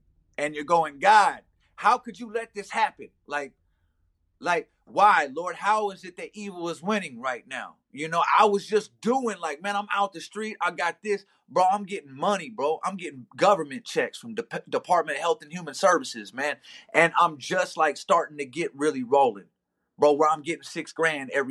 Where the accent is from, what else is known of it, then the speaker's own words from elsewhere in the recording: Omaha, Nebraska, United States; I'm from Omaha, Nebraska